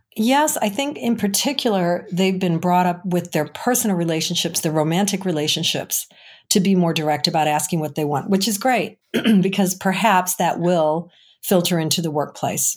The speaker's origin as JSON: {"language": "English", "town": "Chicago", "region": "Illinois", "country": "United States", "said": "I'm from Chicago"}